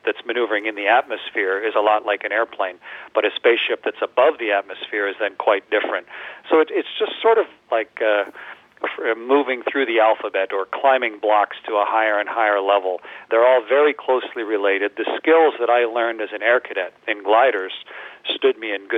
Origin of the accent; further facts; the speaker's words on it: Canada; especially as a Canadian